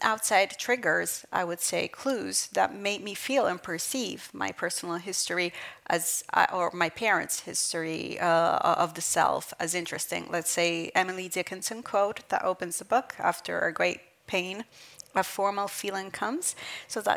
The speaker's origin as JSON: {"language": "English", "region": "Southern Italy", "country": "Italy", "tie": "born or raised there", "also_born_or_lived": "Brooklyn, New York, United States", "said": "since I was 6 years old, because I moved with my mother from Brooklyn to this small village in southern Italy"}